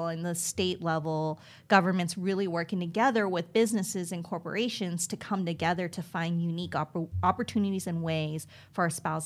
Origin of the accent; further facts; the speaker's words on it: United States; being Korean American and first generation, I grew up in an all-white neighborhood